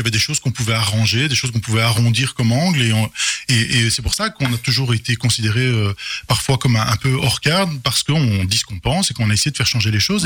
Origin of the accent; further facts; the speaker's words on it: Charleroi, Wallonia, Belgium; j'ai mon enfance à Goutrou, donc euh, une des communes de Charleroi